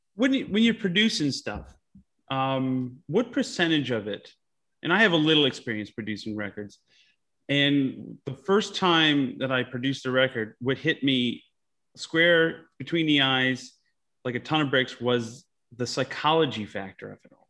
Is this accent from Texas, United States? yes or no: no; Utica, New York, United States; I grew up in a little town called Utica, New York.